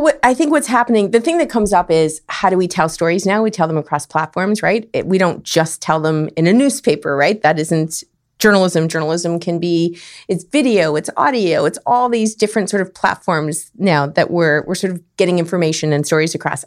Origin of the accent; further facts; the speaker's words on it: Winnipeg, Manitoba, Canada; moved away as an adult; also born or lived in Saskatchewan / Calgary, Alberta; now in San Diego, United States; I grew up in Winnipeg, the north end of Winnipeg.